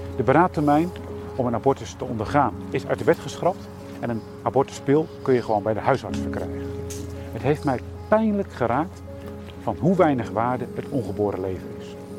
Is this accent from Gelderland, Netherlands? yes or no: yes; Elspeet, Gelderland, Netherlands; Ik sta hier in Elspet, het dorp waar ik opgegroeid ben, waar ik woon